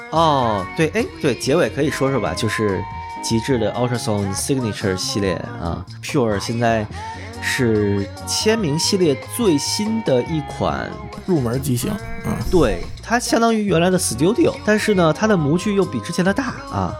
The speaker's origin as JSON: {"language": "Chinese", "region": "Beijing", "country": "China", "tie": "born or raised there", "said": "我小时候在那个北京医院开的那个两三块钱一支的那个低鼻液"}